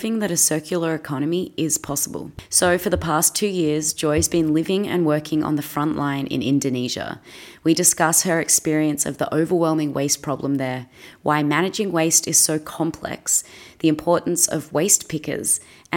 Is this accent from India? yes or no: no; Australia; I'm an Aussie actress